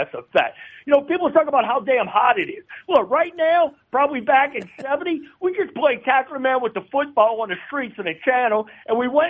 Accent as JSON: {"language": "English", "town": "New Orleans", "region": "Louisiana", "country": "United States", "tie": "born or raised there", "also_born_or_lived": "Baton Rouge"}